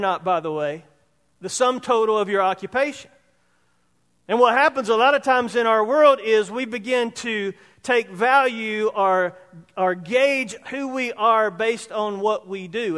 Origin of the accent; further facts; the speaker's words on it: Roebuck, South Carolina, United States; from Roebuck, Hicktown, South Carolina. Which is growing now. I mean, now it's a metropolis. When I was growing up there, there was one caution light